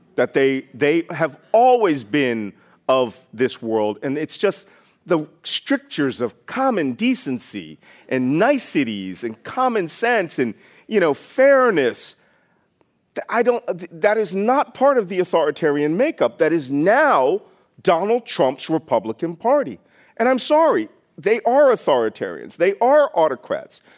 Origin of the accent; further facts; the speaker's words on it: Philadelphia, Pennsylvania, United States; I was born in Philadelphia in a naval hospital